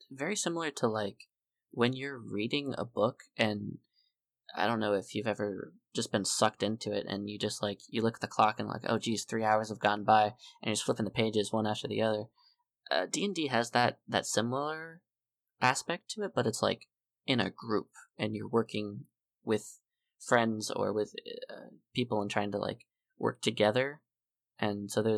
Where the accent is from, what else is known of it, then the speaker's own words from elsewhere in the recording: South Florida, United States; I grew up in South Florida